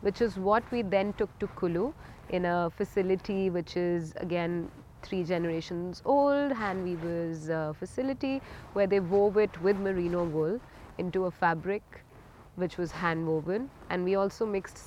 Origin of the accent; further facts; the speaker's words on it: India; I am from India and I have a label called BODICE STUDIO